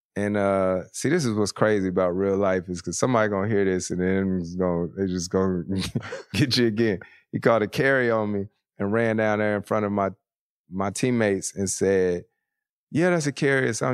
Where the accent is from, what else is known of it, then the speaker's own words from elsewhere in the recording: Winston-Salem, North Carolina, United States; moved away; triple A team in my hometown, the Winston-Salem Dash.